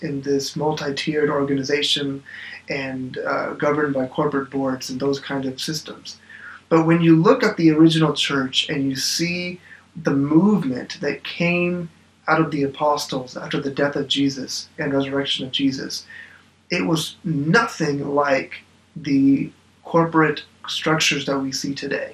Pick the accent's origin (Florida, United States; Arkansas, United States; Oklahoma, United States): Oklahoma, United States; moved away; I am originally from Oklahoma